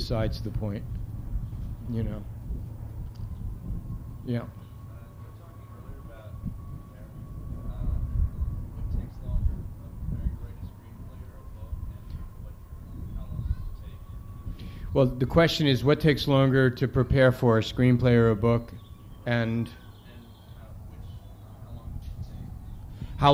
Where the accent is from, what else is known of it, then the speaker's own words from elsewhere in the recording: New York City, New York, United States; I grew up in the Bronx